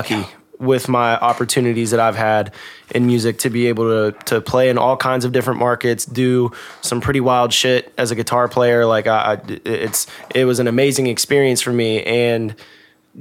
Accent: Bridgeport, United States; I'm from Bridgeport

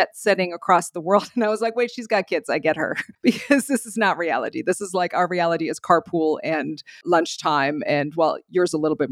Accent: Germany; moved away; also born or lived in Belgium; I'm from Germany

